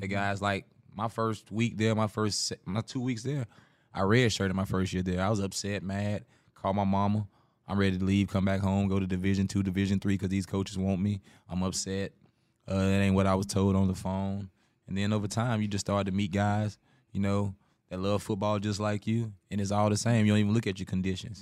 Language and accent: English; South Carolina, United States; moved away; my hometown, the biggest revenue is sports